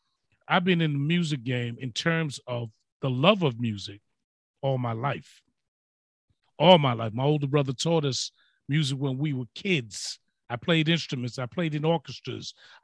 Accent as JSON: {"language": "English", "town": "New York City", "region": "New York", "country": "United States", "said": "I'm from the Bronx"}